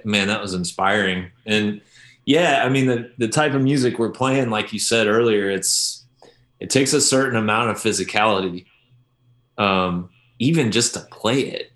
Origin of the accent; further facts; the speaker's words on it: Oklahoma, United States; I grew up in Oklahoma, listening to country at parties